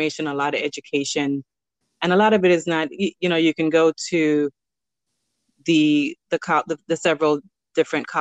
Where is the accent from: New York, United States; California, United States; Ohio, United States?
New York, United States; New York City; also born or lived in Belize; I also grew up in Flatbush too, a little